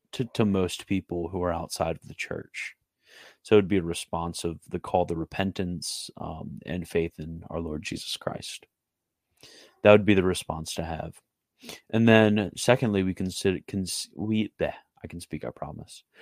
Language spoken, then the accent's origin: English; Canada; I'm Canadian.